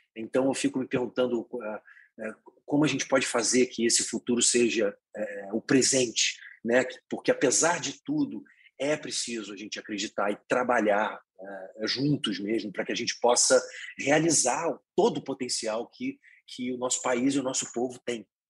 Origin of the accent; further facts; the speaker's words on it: Petrópolis, Rio de Janeiro, Brazil; moved away; eu sou de Petrópolis, uma cidade na Serra ali, eu não fui criado no Rio de Janeiro, numa cidade grande